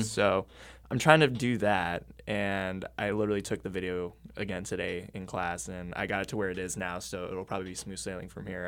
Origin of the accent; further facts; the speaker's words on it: Camdenton, Missouri, United States; moved away; my hometown of, like, Camdenton, Missouri